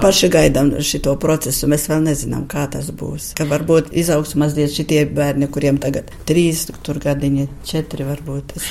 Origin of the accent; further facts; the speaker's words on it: Latvia; now in Russia; es esmu no Latvijas